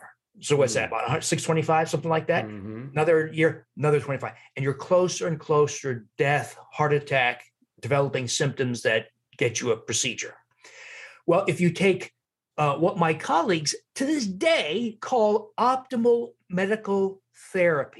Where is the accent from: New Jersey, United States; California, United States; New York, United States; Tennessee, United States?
New Jersey, United States; also born or lived in Wisconsin; now in Milwaukee, United States; I'm from New Jersey, I was living in Wisconsin